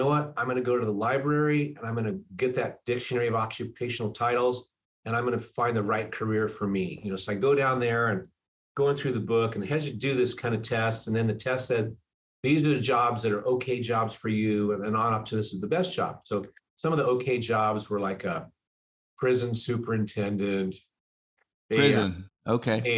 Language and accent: English; California, United States; also born or lived in Hawaii; now in Seattle, United States; I'm from California. I moved here from Hawaii